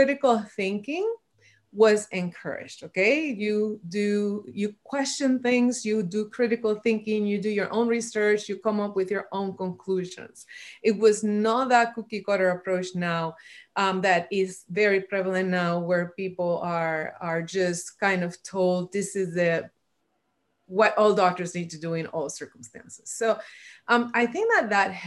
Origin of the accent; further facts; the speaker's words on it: Puerto Rico; I was born and raised in Puerto Rico